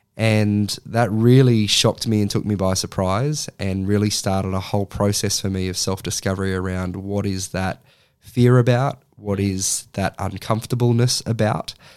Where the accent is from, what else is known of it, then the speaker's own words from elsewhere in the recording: Sydney, New South Wales, Australia; moved away as an adult; now in Central Coast, Australia; I grew up in Sydney and, uh, and then once I had finished high school, moved to the Central Coast